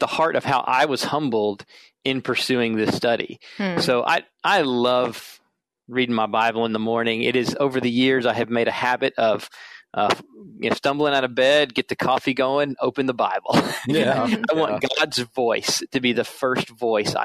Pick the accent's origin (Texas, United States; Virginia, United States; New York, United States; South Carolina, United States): South Carolina, United States; moved away as an adult; now in Minnesota, United States; I'm originally from South Carolina, so you may hear that in my voice, even though I've been here in Minnesota since 2003.